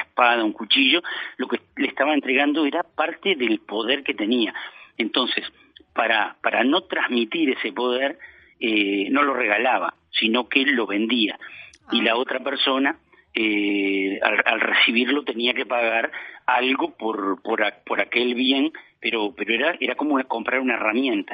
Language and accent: Spanish; Montevideo, Uruguay; moved away as an adult; now in Florida, Uruguay; yo soy de Montevideo, estoy radicado en, en, Florida hace, hace más de 20 años